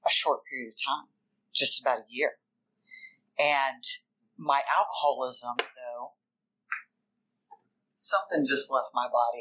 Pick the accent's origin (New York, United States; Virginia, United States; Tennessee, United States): Virginia, United States; Richmond; I'm from Richmond, Virginia